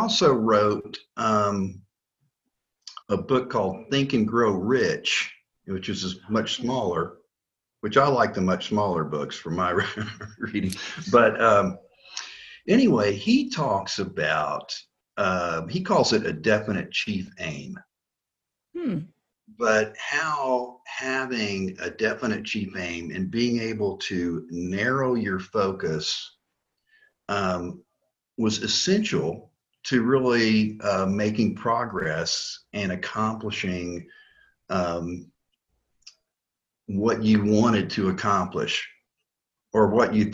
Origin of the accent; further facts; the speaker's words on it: Florida, United States; moved away as an adult; also born or lived in Alaska; now in North Carolina, United States; growing up in Florida